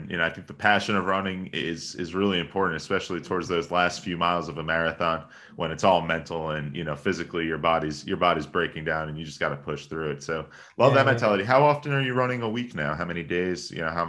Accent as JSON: {"language": "English", "region": "New York", "country": "United States", "tie": "born or raised there", "said": "I'm a New Yorker. I think I took it for granted growing up"}